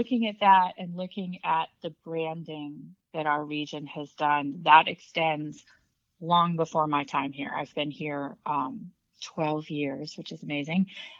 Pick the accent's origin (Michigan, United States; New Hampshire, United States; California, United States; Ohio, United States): New Hampshire, United States; now in Virginia, United States; I grew up in New Hampshire. This is my second time in Virginia. I previously lived in Northern Virginia.